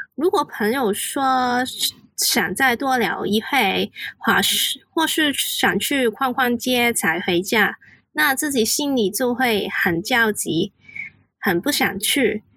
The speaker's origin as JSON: {"language": "Chinese", "country": "Hong Kong", "second_language": "Chinese", "said": "我是来自香港的， 所以我的国语没有很好，讲话就会比较慢一点"}